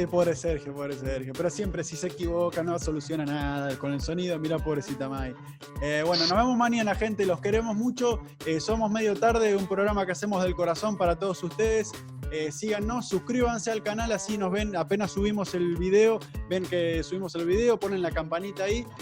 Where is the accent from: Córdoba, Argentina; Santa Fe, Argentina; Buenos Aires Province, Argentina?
Buenos Aires Province, Argentina; Nueve de Julio; moved away; also born or lived in Mar del Plata; el 9 de julio, que es una ciudad donde yo nací, pero ya no vivía ahí, yo vivía en Mar del Plata